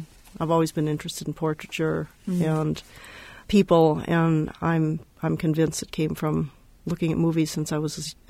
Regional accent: Los Angeles, California, United States; now in Berkeley, United States; I was born in Hollywood. I love to tell people that. And I grew up in L.A., partly in my dad's movie theater, starting at a very early age.

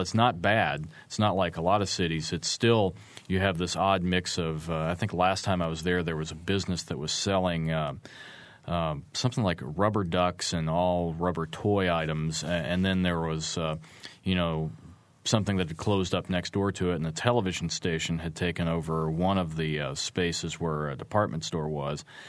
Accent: Arkansas, United States; moved away as an adult; also born or lived in Fayetteville, Arkansas; now in Bloomington, United States; my home state of Arkansas

